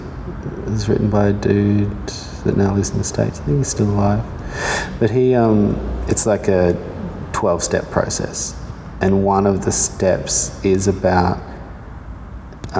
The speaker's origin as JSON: {"language": "English", "town": "Darwin", "region": "Northern Territory", "country": "Australia", "tie": "born or raised there", "moved": "yes", "lives_now": "Perth, Australia", "said": "I grew up in Darwin, so it's only just full of things that'll eat you"}